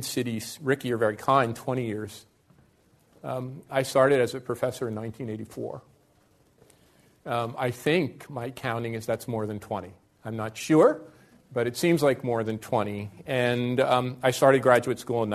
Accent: North Arlington, New Jersey, United States; born or raised there; moved away as an adult; also born or lived in Newark, New Jersey; now in Toronto, Canada

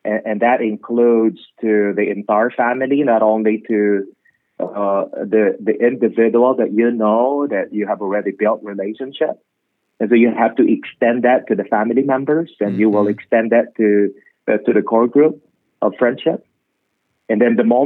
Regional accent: Philippines; I'm from the Philippines, and we love music, we love food

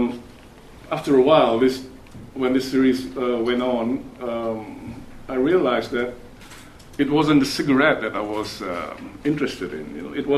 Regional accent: Malaysia; I come from Malaysia

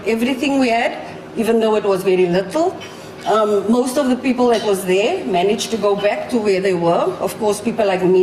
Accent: Cape Town, Western Cape, South Africa; I'm from Cape Town, South Africa

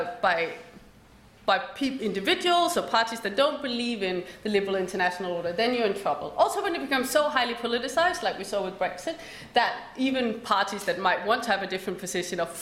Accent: Denmark; moved away; I grew up in Denmark.

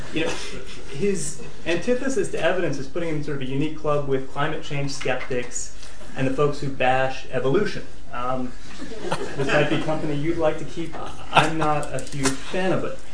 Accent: United States; I am an American

